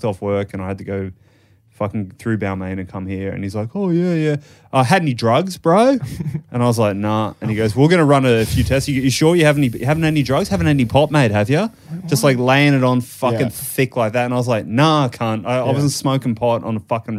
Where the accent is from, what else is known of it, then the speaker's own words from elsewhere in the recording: Ireland; now in Sydney, Australia; I'm Irish.